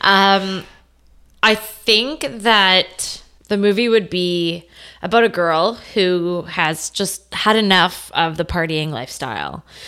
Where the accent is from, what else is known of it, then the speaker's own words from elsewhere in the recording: Stouffville, Ontario, Canada; I grew up in Stovall, Ontario, uh, north of Toronto